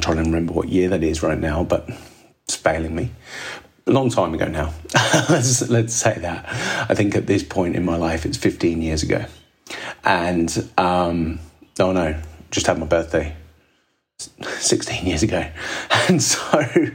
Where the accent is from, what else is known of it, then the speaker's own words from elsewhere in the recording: Midlands, United Kingdom; now in Sydney, Australia; growing up in Midlands, England